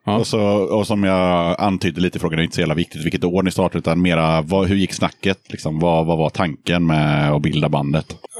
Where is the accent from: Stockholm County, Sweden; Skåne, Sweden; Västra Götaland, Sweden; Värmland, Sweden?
Västra Götaland, Sweden; Hönö